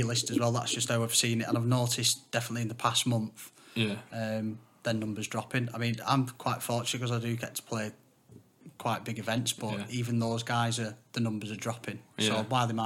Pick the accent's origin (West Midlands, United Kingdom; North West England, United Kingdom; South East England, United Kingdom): North West England, United Kingdom; Wigan; I'm from Wigan